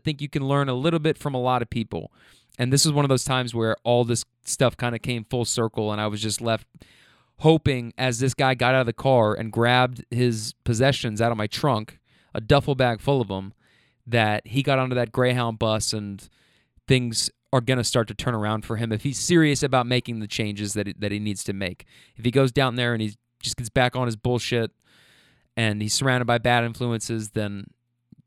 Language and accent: English; Kentucky, United States; moved away as an adult; also born or lived in Bay Area, California; When I meet people in the Bay and tell them I'm from Kentucky, they mostly say things like, "Wow, you're a long way from home."